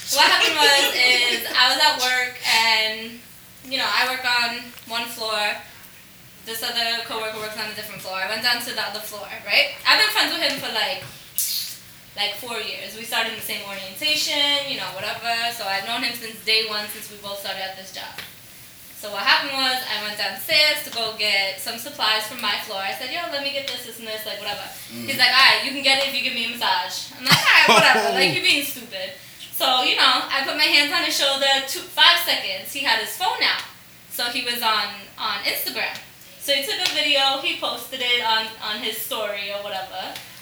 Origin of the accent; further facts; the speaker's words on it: Jamaica; I'm Jamaican.